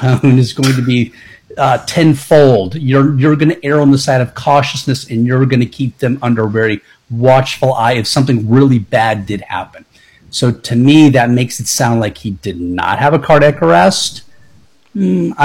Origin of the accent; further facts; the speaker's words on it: Tampa, Florida, United States; born and raised in Tampa